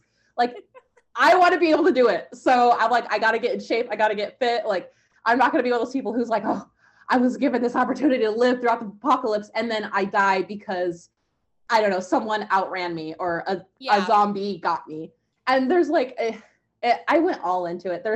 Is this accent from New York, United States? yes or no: no; Portland, Oregon, United States; also born or lived in California; I'm from Portland, Oregon.